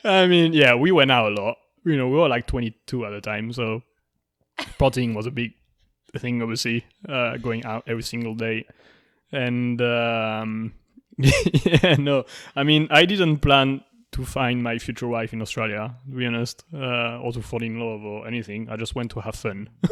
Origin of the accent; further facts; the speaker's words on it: France; accent: French; English is a second language; moved away; I was there with my French accent